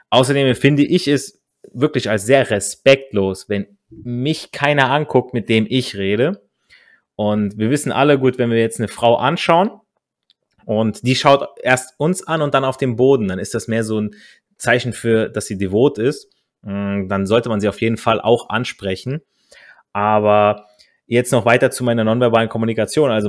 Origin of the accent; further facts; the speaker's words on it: Italy; ich als Italiener spreche viel mit meinen Händen